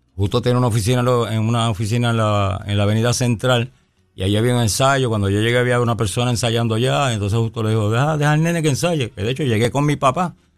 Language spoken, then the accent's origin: Spanish; Bayamón, Puerto Rico; also born or lived in New York / Arecibo; yo nací en Nueva York, pero muy pequeñito, a los tres o cuatro años. Mis, padres me trajeron para Bayamón y fuimos a, fuimos a parar a Arecibo, el barrio Garrochales de Arecibo